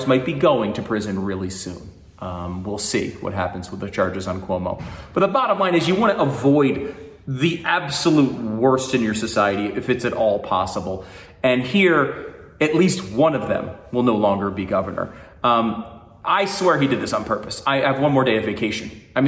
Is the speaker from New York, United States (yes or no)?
yes; New York, United States; born there; And I was born in New York. I have family in New York. I have friends in New York.